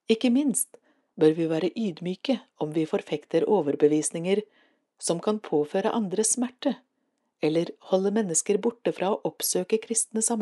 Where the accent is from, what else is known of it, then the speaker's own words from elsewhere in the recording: Råde, Østfold, Norway; Jeg vokste opp i Råde, med søndagsskole på Furuly menighetssenter, og med en naturlig tilknytning til Den norske kirke gjennom barnekor og andre aktiviteter for barn.